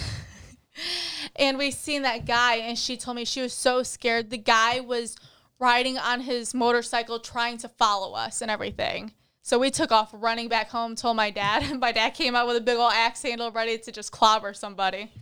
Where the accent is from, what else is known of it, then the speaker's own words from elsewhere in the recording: Michigan, United States; moved away; I grew up in Michigan